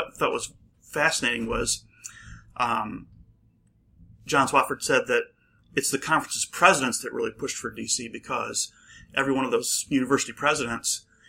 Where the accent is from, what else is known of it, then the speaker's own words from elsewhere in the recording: New York, United States; moved away; I grew up in New York State, and I'm familiar with the city